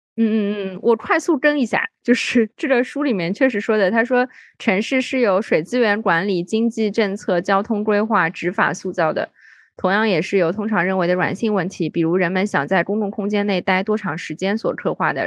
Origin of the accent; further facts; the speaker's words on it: Shanghai, China; 我作为一个上海人